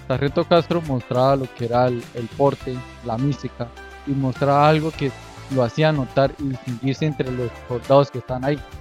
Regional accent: Chiquinquirá, Boyacá, Colombia; Yo nací en Chiquinquirá, en el, departamento de Boyacá. Viví en el barrio Ocaso

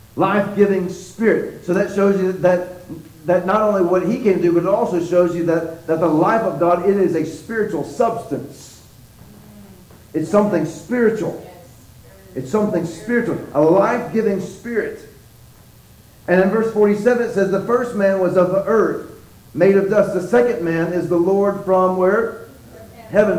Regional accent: Texas, United States

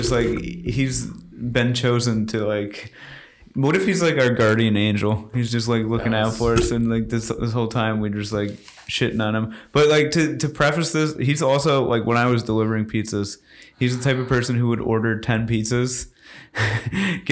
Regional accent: United States; us Americans

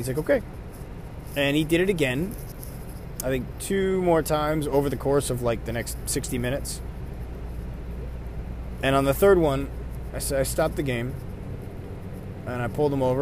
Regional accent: New York, United States; I'm from New York

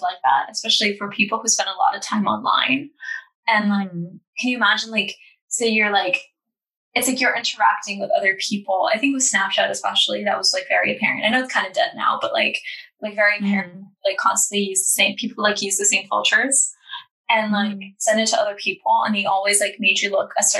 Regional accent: Estonia; I'm not American. I'm Estonian.

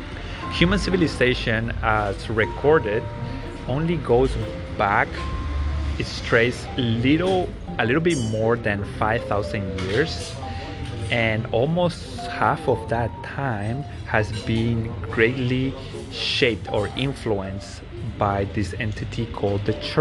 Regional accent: Paraguay; English is a second language; I am from Paraguay

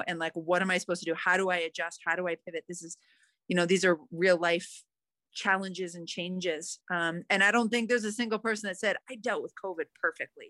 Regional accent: Calgary, Alberta, Canada; where I grew up in Canada, in Calgary

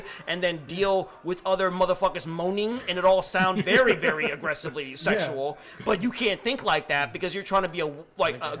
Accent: Nigeria; I'm West African. I'm Nigerian.

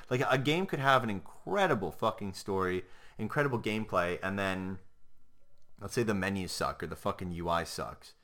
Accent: Canada; I'm Canadian

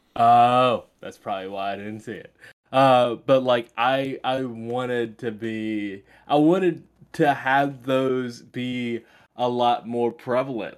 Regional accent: Greenville, North Carolina, United States; I'm from Greenville

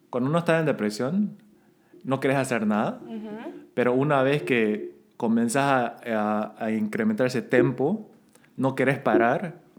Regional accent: Santa Cruz de la Sierra, Santa Cruz, Bolivia; accent: camba; Soy más boliviano de lo que parezco

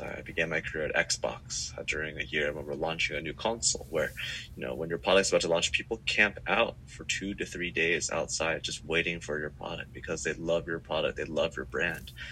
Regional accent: Silicon Valley, California, United States; moved away as an adult; now in Singapore; I grew up in the Silicon Valley

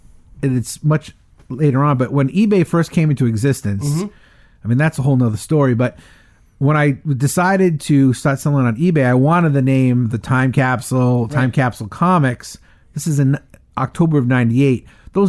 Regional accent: Providence, Rhode Island, United States; And I grew up in Mount Pleasant, part of Providence.

